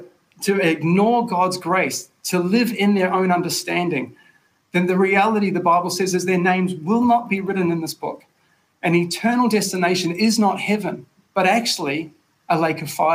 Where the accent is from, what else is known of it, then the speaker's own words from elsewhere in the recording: Tauranga, Bay of Plenty, New Zealand; My hometown, Tauranga Boys College